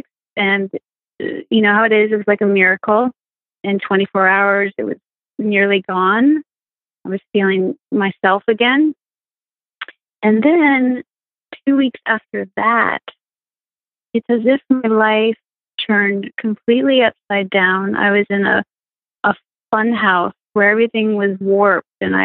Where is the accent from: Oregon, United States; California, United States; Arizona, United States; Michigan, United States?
California, United States; Marin County, San Francisco Bay Area; moved away; also born or lived in Colorado; I'm from San Francisco Bay Area, just north of San Francisco. It's a beautiful county called Marin County